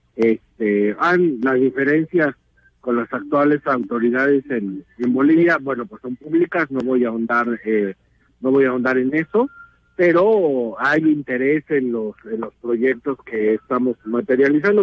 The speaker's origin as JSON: {"language": "Spanish", "country": "Mexico"}